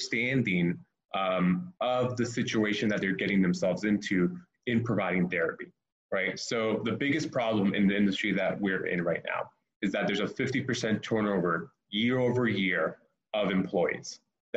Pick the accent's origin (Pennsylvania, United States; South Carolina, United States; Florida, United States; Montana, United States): Florida, United States; Miami; I'm originally from Miami